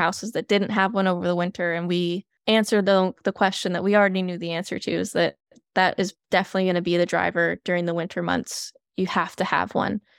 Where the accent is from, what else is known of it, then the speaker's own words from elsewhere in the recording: Flint, Michigan, United States; moved away; I'm originally from Flint, Michigan